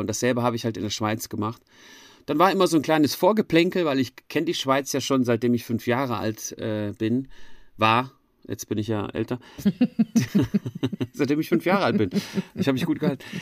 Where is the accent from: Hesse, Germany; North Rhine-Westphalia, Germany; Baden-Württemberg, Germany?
Hesse, Germany; Frankfurt am Main; moved away as an adult; now in Switzerland; in Frankfurt am Main gemacht, wo ich aufgewachsen bin.